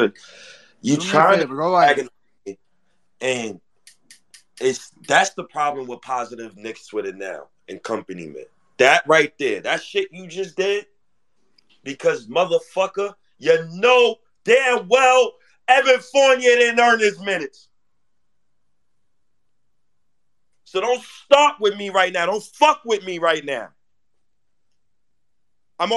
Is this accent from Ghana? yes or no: yes; Ghana; I'm Ghanaian